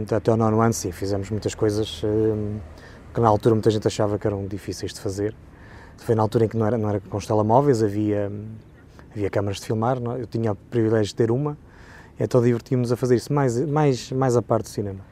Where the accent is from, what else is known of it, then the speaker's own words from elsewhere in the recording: Pinhão, Norte, Portugal; Eu nasci no Pinhão, segundo a minha identidade